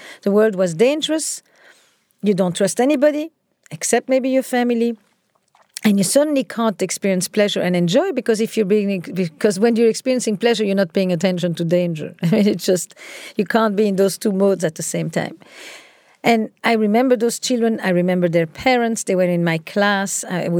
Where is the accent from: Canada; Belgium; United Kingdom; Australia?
Belgium; Antwerp, Flanders; So I grew up in Antwerp, in Belgium